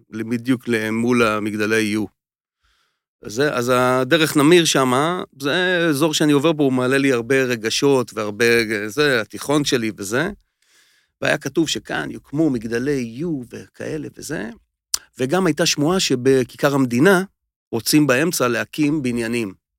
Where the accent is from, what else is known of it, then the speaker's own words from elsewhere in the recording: Nir Tsvi, Central District, Israel; אני ממושב ניר צבי